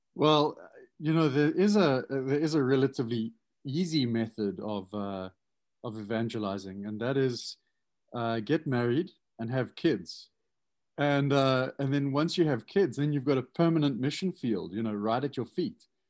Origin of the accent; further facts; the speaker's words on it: South Africa; now in United States; as a South African coming